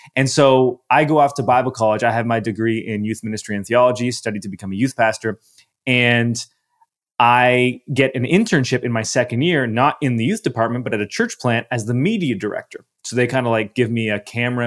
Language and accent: English; Canada; I'm Canadian, so we didn't have A O L Messenger. We had something, we had M S N Messenger in my country.